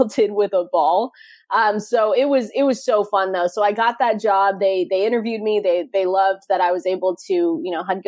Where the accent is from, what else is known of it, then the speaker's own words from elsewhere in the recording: Seattle, Washington, United States; I'm from Seattle, just 15 minutes outside downtown and on the South End.